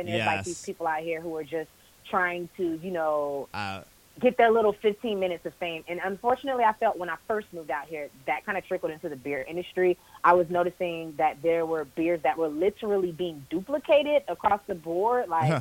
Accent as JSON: {"language": "English", "town": "Jacksonville", "region": "Florida", "country": "United States", "tie": "born or raised there", "also_born_or_lived": "Tampa, Florida", "moved": "as an adult", "lives_now": "Atlanta, United States", "said": "originally I'm from Jacksonville, Florida, born and raised."}